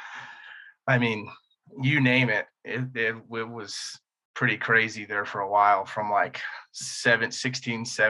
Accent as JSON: {"language": "English", "region": "Indiana", "country": "United States", "tie": "born or raised there", "said": "I grew up in Indiana, upper middle class white family"}